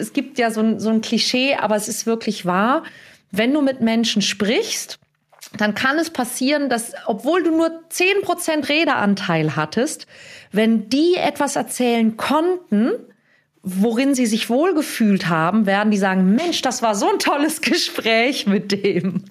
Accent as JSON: {"language": "German", "region": "Hamburg", "country": "Germany", "tie": "born or raised there", "said": "in meiner Heimatstadt Hamburg"}